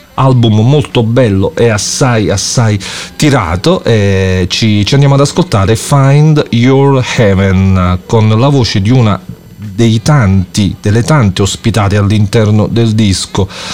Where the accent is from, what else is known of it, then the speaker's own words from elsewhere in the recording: Campania, Italy; also born or lived in Naples; io sto a Napoli e sono, e sono campano